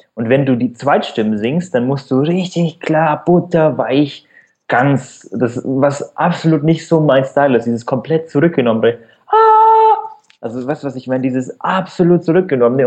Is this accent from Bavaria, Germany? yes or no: yes; Allgäu, Bavaria, Germany; accent: rolled R; now in Munich, Germany; wenn man aus in ländlichen Regionen aufwächst, wie bei mir der Fall. Also ich komme also ich wohne jetzt in München, aber komme ursprünglich aus dem Allgäu. Man hört das vielleicht an dem rollenden R